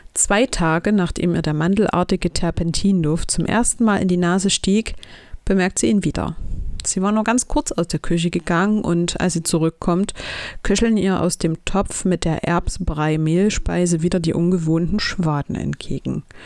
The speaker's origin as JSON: {"language": "German", "town": "Chemnitz", "region": "Saxony", "country": "Germany", "tie": "born or raised there", "said": "in meiner Heimatstadt Chemnitz"}